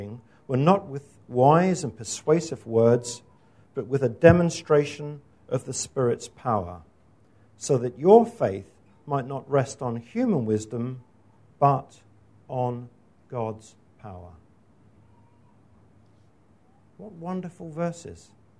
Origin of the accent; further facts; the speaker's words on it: Scotland, United Kingdom; moved away; my home country, which is Scotland